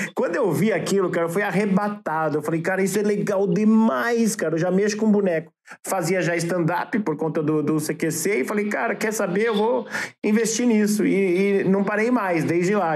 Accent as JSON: {"language": "Portuguese", "country": "Brazil", "said": "I'm from Brazil"}